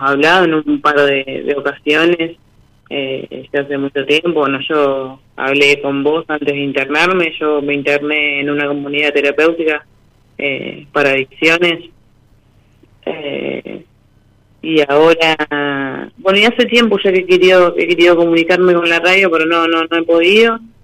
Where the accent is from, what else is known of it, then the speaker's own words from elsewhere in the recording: Chacabuco, Buenos Aires Province, Argentina; soy de Chacucho eh, provincia de Buenos Aires